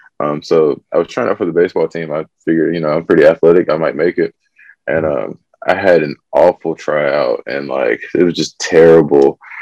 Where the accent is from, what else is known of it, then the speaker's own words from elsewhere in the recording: Fayetteville, North Carolina, United States; So I did a lot of moving around, but we did a lot of moving around within Fayetteville.